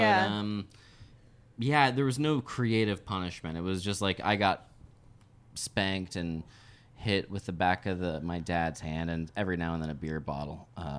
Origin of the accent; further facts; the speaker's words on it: Florida, United States; I know I'm from Florida